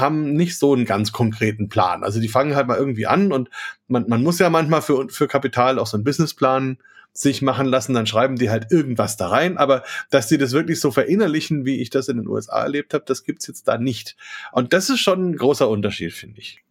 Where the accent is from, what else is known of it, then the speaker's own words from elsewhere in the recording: Franconia, Bavaria, Germany; hier bei uns in Franken, in Bayern